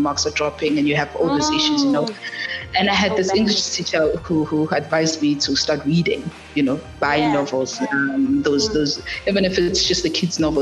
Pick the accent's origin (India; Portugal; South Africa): South Africa; growing up at back in the rural areas, back in Makaya, so to say, back in Pula, yes, I grew up in Pula